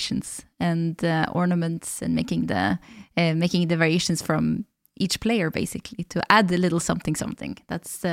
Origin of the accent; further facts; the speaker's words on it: Valdres, Innlandet, Norway; English is a second language; I'm from Valdres, our springers actually sound quite different because of the rhythm and the geographical difference